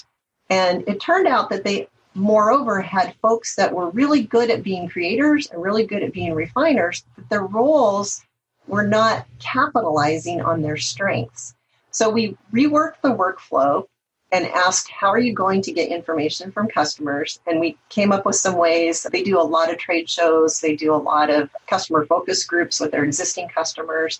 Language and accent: English; the Northwest, Pacific Northwest, United States; I'm from the Northwest